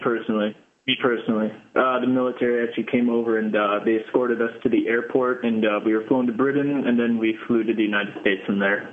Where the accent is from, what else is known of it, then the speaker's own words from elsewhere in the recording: Zimbabwe; moved away; I was born in Zimbabwe